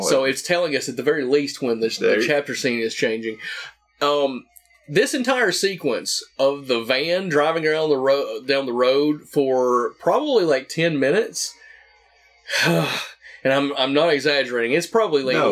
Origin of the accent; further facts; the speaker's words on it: the South, United States; a kid growing up in the South